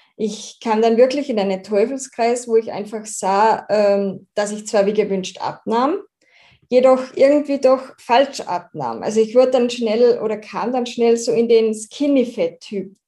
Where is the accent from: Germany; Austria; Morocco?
Austria; da ich aus Österreich komme, kann es sein, dass ich manchmal nicht ganz Hochdeutsch, hochdeutsche Wörter von mir bringe